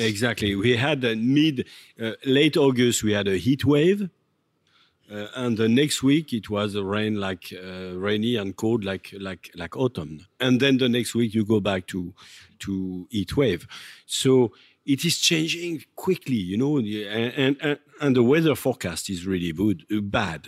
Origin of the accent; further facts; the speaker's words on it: Reims, Grand Est, France; I, grew up in Champagne, in Reims, as we say